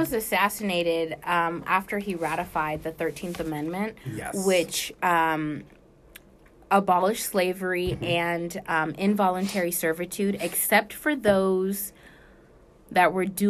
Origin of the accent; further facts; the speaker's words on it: California, United States; I'm from Africa. I'm from California.